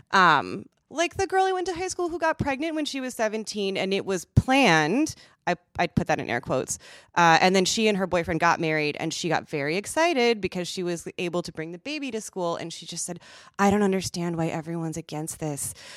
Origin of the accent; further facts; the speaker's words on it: Midwest, United States; I'm from the Midwest.